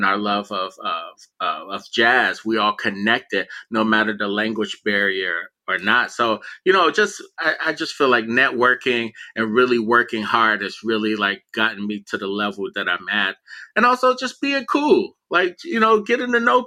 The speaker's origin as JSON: {"language": "English", "town": "Miami", "region": "Florida", "country": "United States", "tie": "born or raised there", "also_born_or_lived": "Philadelphia", "moved": "yes", "said": "growing up in Miami, you know, I lived in the projects"}